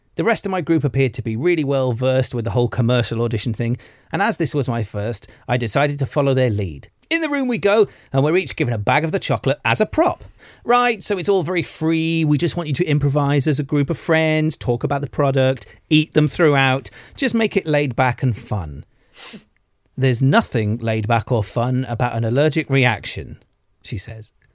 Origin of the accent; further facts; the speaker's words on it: Welsh, Wales, United Kingdom; being Welsh